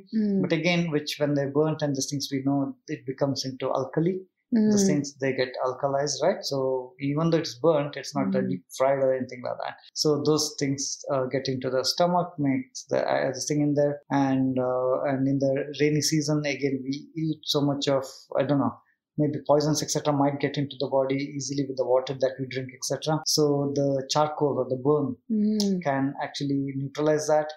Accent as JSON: {"language": "English", "area": "South Kanara", "region": "Karnataka", "country": "India", "said": "I come from South Canada, where we, Tulunad, they call it."}